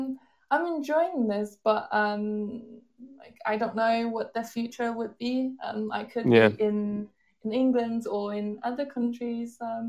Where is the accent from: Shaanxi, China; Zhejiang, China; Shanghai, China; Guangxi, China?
Shaanxi, China; Xi'an; accent: Chinese; first language Chinese; English is a second language; also born or lived in London; I got a job in Xi'an, my hometown where I live right now.